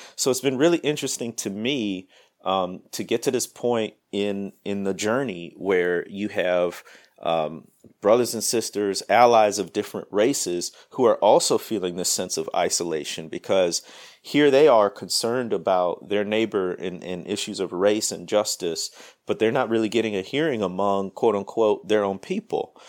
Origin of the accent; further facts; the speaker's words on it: Midwest, United States; moved away as an adult; also born or lived in Mississippi Delta; now in Mississippi, United States; I grew up in the Midwest, moved down south, man, 13 years ago now.